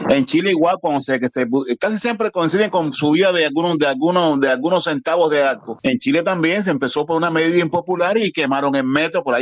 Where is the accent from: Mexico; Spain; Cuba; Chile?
Cuba; yo soy cubano